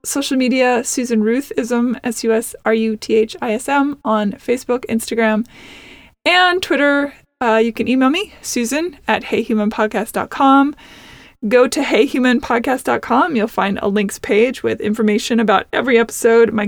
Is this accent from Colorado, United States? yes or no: no; Seattle, Washington, United States; also born or lived in Nashville; now in Los Angeles, United States; I am from originally Seattle